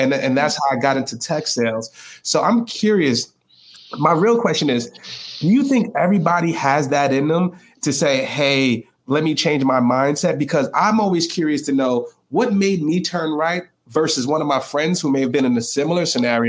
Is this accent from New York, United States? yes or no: yes; New York City, New York, United States; I'm from the Bronx, right? So I'm 33 years old.